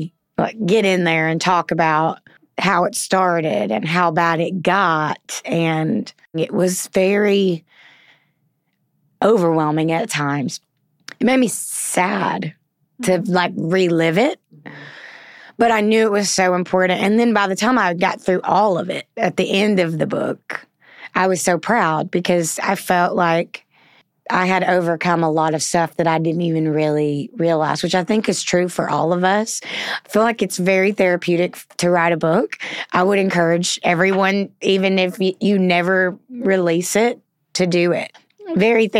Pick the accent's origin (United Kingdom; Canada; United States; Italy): United States; Southern; accent: Southern; My Southern accent